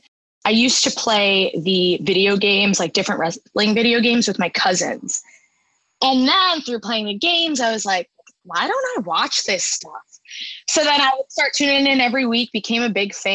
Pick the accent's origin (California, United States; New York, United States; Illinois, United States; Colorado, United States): New York, United States; Long Island; moved away as an adult; also born or lived in Boston; I'm from New York, born and raised Long Island, and I went away to Boston